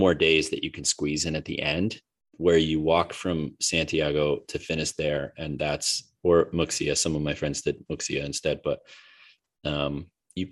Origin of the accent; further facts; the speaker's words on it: United States; as an American that travels a lot